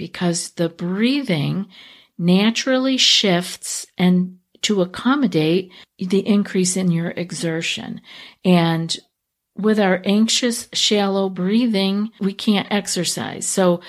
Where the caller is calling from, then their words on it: Russia; I am from Russia. Unfortunately, they don't usually talk about such things here.